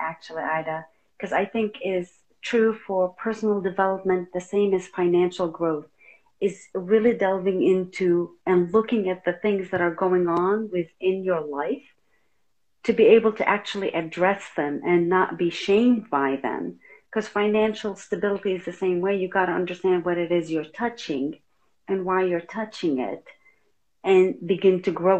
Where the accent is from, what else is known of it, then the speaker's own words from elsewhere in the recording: Lebanon; because we came from Lebanon originally